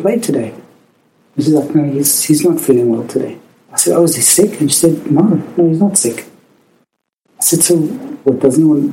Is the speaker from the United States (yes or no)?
no; South Africa; accent: South African; now in Canada; as you can hear from my accent, I am South African, and I grew up in the very oppressive apartheid regime